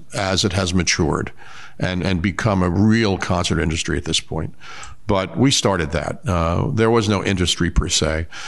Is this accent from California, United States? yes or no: no; Lavallette, New Jersey, United States; also born or lived in Asbury Park, New Jersey; I grew up in Lavalette